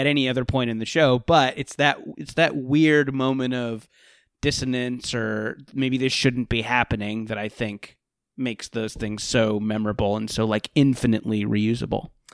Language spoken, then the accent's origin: English; Orange County, California, United States; I grew up in Orange County